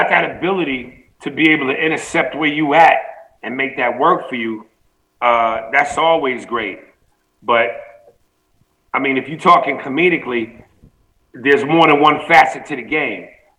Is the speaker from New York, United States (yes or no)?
yes; New York, United States; now in Los Angeles, United States; Yeah, like I said, I'm a New Yorker at heart, but I'm an LA dude, man.